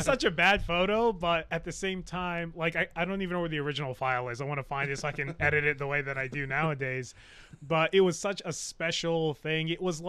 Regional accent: Clifton, New Jersey, United States; moved away as an adult; I'm originally from North Jersey. Okay. Yeah, North Jersey, New York area. So I grew up in Clifton, went to school at Patterson, spent a lot of time in the Bronx.

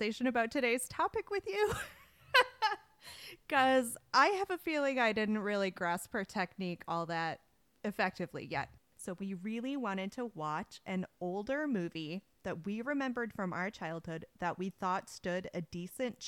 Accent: Wisconsin, United States; Growing up in Wisconsin, they had us read Little House in the Big Woods in school

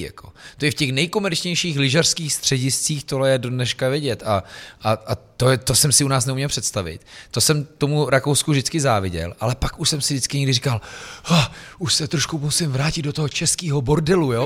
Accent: Louny District, Ústí nad Labem Region, Czechia; also born or lived in Most; já jsem sice jako uh, z Lounska, ale mm-hmm. byl jsem vyvrhnut v nemocnici na kraji města v Mostě

